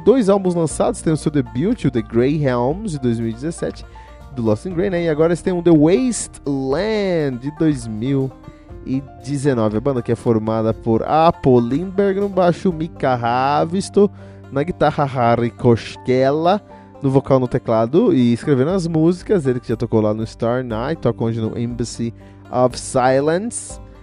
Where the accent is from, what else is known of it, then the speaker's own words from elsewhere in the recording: Cotia, São Paulo, Brazil; eu que cresci numa cidade chamada Cotia, aqui em São Paulo